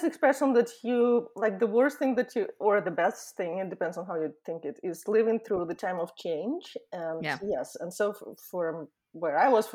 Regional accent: Ukraine; moved away as an adult; now in Southern California, United States; I am originally from Ukraine. I live in Southern California now, and I've been in America for the last almost 20 years.

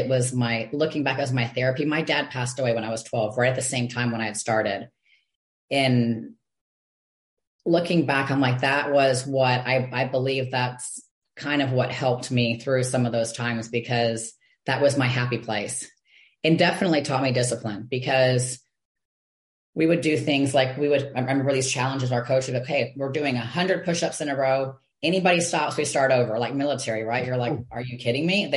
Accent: Texas, United States; also born or lived in Michigan; I was born in Michigan, but when I was 6 years old, we moved to Texas. So I feel like I've been in Texas forever

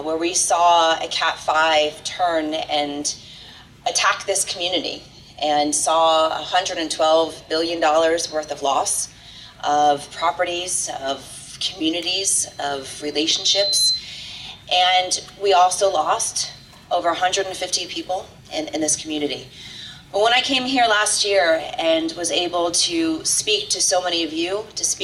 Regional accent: Miami, Florida, United States; I was born and raised in Miami

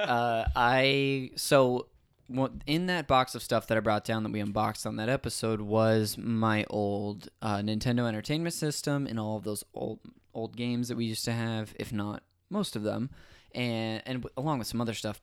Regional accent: Modesto, California, United States; moved away as an adult; also born or lived in Azusa, California; now in Los Angeles, United States; I'm from there, um, lived up there my whole life until I went to school in Azusa, California

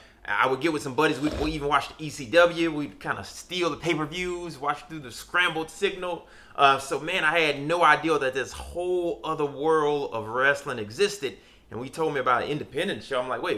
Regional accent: Shreveport, Louisiana, United States; now in Dallas, United States; I am originally from Shreveport, Louisiana, but we're both here in the DFW, Dallas area.

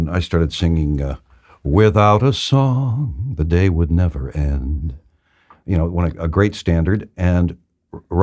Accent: New York City, New York, United States; growing up in New York City, my father took me to a lot of jazz clubs

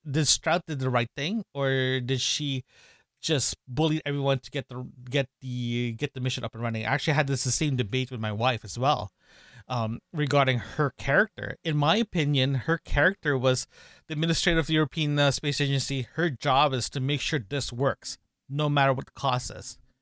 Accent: Canada; we're from Canada, we're Canadians

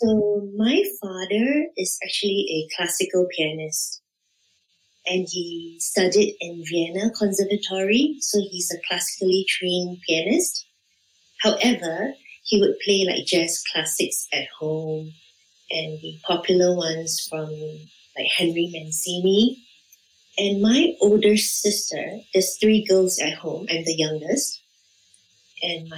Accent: Singapore; I'm from Singapore.

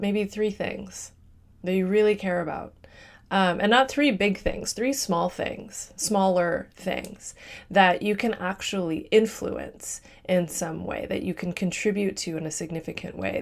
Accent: Midwest, United States; I'm from the Midwest

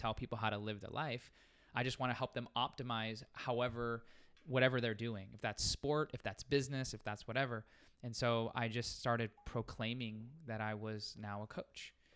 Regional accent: Las Vegas, Nevada, United States; I'm born and raised in Las Vegas, so stayed home

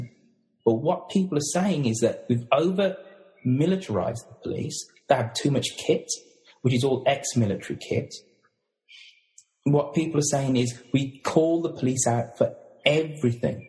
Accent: United Kingdom; Being British, we've all grown up watching American dramas

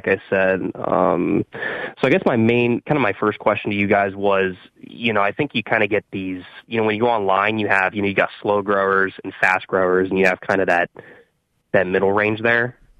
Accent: Ohio, United States; I'm actually from Ohio.

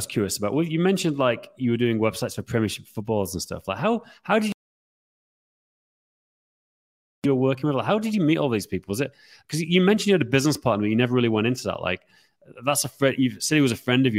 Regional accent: Yorkshire and the Humber, United Kingdom; What I grew up with in Yorkshire

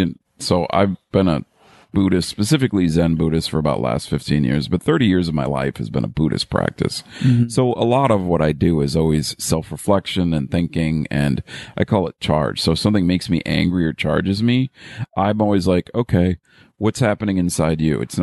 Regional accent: Midwest, United States; also born or lived in New York; So most Midwestern people can't, but I can switch on a little bit of the New Yorker now.

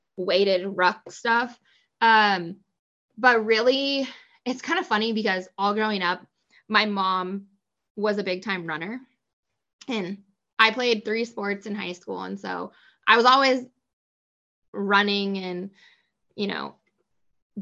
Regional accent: Coast Range, Northwest Oregon, United States; I grew up in Northwest Oregon in the Coast Range

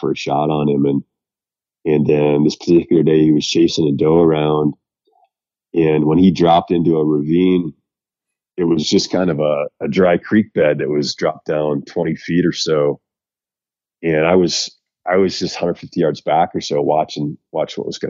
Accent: central Wisconsin, United States; now in Colorado, United States; Wisconsin, my hometown area, kind of central Wisconsin

